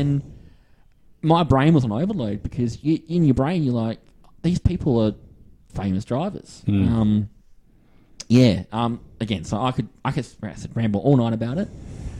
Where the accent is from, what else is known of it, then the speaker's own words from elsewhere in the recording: Western Australia, Australia; accent: Aussie; I'm Western Australia.